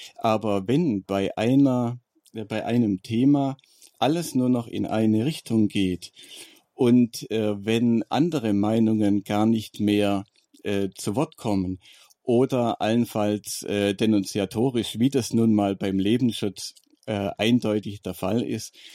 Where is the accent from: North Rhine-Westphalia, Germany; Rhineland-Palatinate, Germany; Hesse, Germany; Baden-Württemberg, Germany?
Baden-Württemberg, Germany; Stuttgart; in meiner Heimatstadt äh, Stuttgart